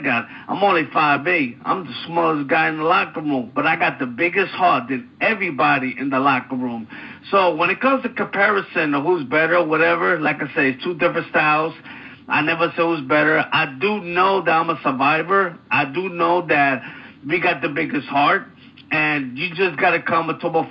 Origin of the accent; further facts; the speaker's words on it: New York City, New York, United States; also born or lived in Florida; now in Philadelphia, United States; I was born and raised in New York City in Brooklyn.